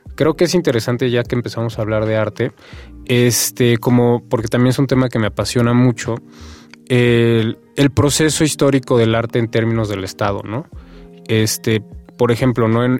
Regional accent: Mexico; de nuestra cultura, de nuestra identidad como mexicanos

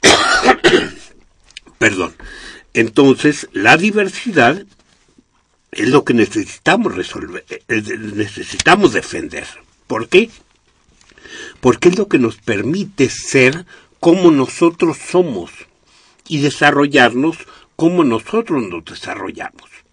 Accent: Mexico; de los muchos que somos mexicanos

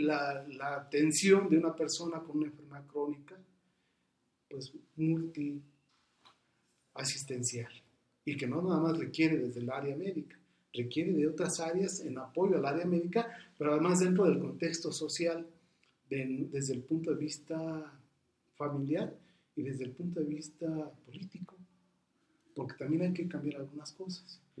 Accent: Mexico; somos mexicanos y somos dependientes muchas de las ocasiones de la familia

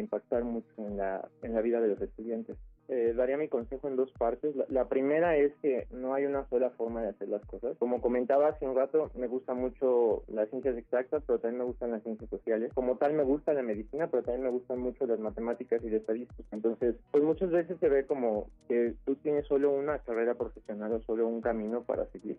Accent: Mexico City, Mexico; Nací en la Ciudad de México el 25 de septiembre de 1992

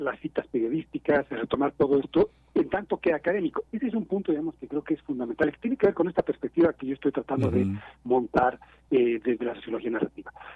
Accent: Bolivia; now in Mexico City, Mexico; yo soy boliviano y soy mexicano a la vez

